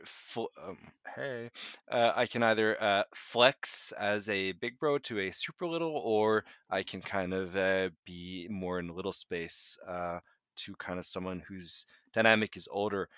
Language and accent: English; United States; also born or lived in Norway; now in Oslo, Norway; my kind of uh, upbringing there.